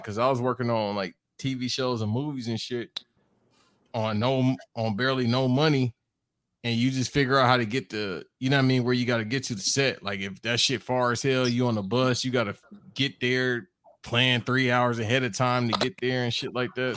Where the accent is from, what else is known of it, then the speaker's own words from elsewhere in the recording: Los Angeles, California, United States; I grew up listening to more Southern rap, even though I was born